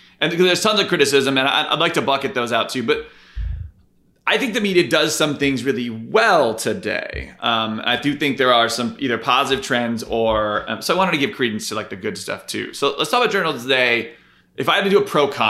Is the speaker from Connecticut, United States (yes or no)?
yes; Connecticut, United States; I'm from Connecticut